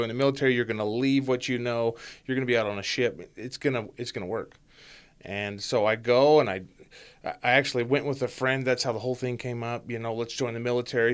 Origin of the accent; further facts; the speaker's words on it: Ogden, Utah, United States; moved away as an adult; born and raised in Ogden, Utah